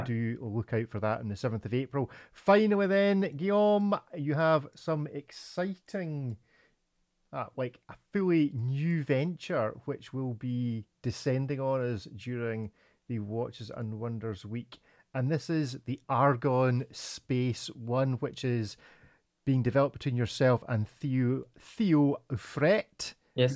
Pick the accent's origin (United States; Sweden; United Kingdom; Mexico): United Kingdom; Scotland; I'm a Scotsman